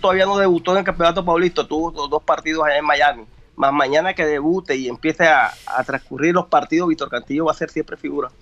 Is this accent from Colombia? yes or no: yes; Colombian Caribbean coast, Colombia; now in Brazil; nosotros costeños